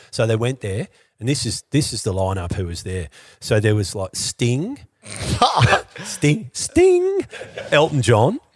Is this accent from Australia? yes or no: yes; Australia; as an Australian